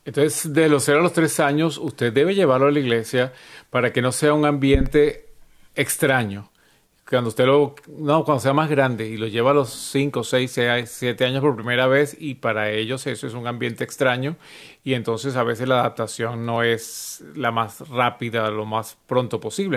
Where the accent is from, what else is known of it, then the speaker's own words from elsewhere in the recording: Venezuela; moved away; en Venezuela de donde yo soy